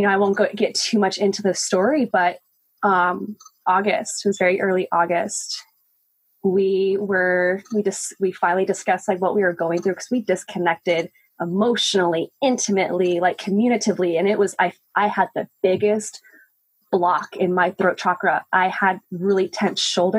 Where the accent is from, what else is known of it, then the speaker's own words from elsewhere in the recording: Albuquerque, New Mexico, United States; moved away as an adult; now in Portland, United States; I moved to Portland, actually a year ago to this day, from my hometown, Albuquerque. I lived in New Mexico for almost 26 years